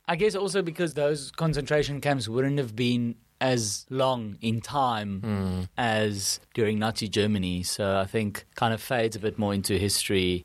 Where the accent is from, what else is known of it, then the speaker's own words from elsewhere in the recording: Kempton Park, Gauteng, South Africa; accent: Afrikaans; first language Afrikaans; English is a second language; I'm Afrikaans, I'm from South Africa